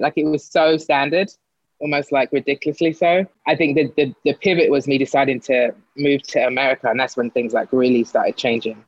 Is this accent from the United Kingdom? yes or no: yes; London, United Kingdom; moved away as an adult; also born or lived in Greenwich / Sydenham; now in New York, United States; born in born in Greenwich, um, but lived in Lewisham my whole life up until I moved here.